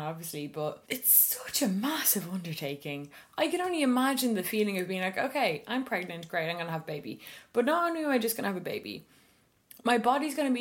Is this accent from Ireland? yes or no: yes; Ireland; As Irish women